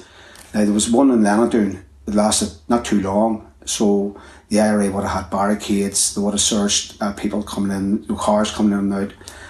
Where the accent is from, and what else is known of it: Belfast, Northern Ireland, United Kingdom; born or raised there